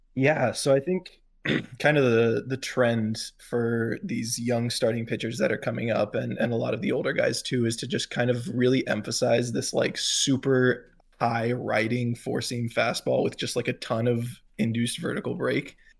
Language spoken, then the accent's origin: English; near Tampa–St. Petersburg area, Florida, United States; I grew up, uh, sort of around that area, not exactly in the Tampa Saint Pete area, but close enough